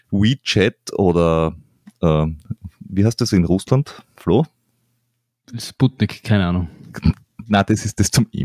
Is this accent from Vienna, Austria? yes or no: yes; Vienna, Austria; Deswegen habe ich als Wiener gesagt.